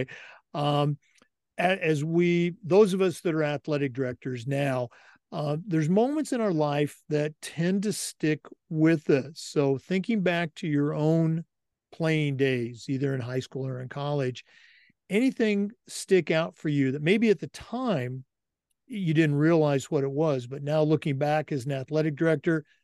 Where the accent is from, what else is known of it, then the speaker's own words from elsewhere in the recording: Oregon, United States; I'm born and raised in Oregon, but went to high school across the river